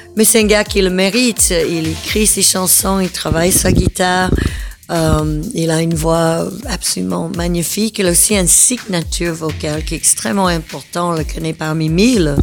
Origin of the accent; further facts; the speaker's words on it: the southern United States, United States; now in Belgium; je viens du sud des États-Unis